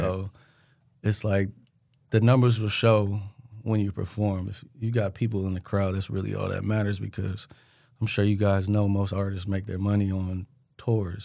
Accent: Richmond, California, United States; moved away as an adult; now in Sacramento, United States; I'm from Richmond

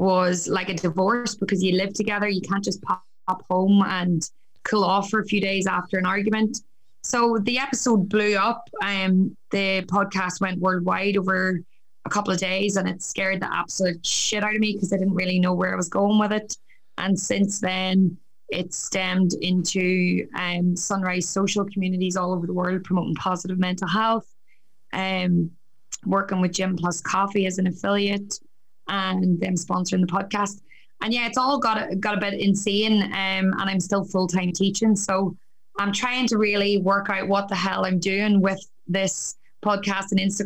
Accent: County Down, Northern Ireland, United Kingdom; moved away as an adult; also born or lived in Newcastle, County Down; now in Australia; I'm originally from County Down. I moved to Australia 6 years ago

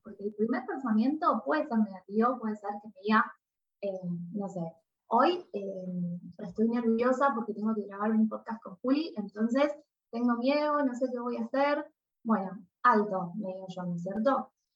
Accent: Argentina; soy argentina, vivo en Argentina actualmente

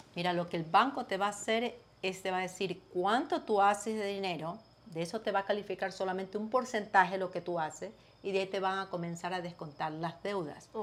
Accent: Ecuador; now in United States; Yo soy ecuatoriana

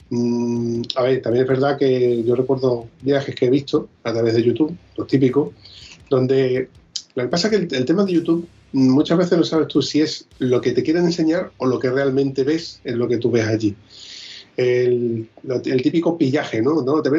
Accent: southern Spain, Spain; Eso es típico de aquí del sur, que no tenemos cabeza.

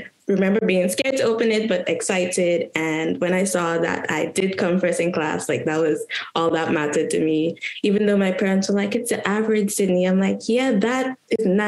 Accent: Westerhall, Saint David, Grenada; moved away as an adult; also born or lived in St. Paul's, St. George, Grenada; when I was around 2, we moved to Westerhall, St. David. So even though I stayed in Westerhall until I left the island for college in 2016

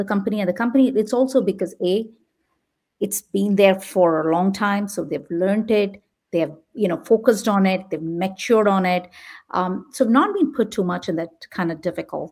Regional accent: India; also born or lived in Midwest, United States; now in San Jose, United States; I come from India

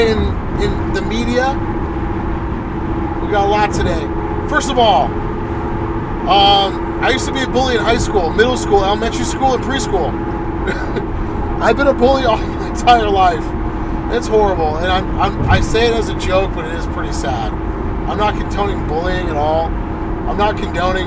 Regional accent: La Quinta, California, United States; I grew up in La Quinta

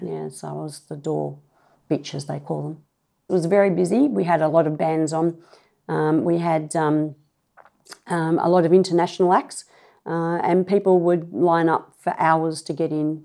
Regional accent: Clovelly, New South Wales, Australia; also born or lived in Maroubra; grew up in Clovelly

